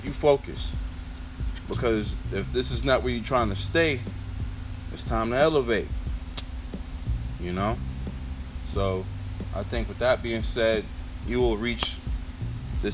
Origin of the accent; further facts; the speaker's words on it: New York, United States; I'm from New York